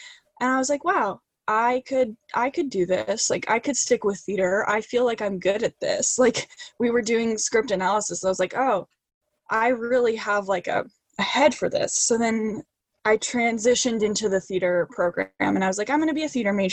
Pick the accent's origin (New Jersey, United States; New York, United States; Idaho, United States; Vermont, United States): Idaho, United States; Boise; growing up in Idaho and being a teenager in Idaho and wanting out of Idaho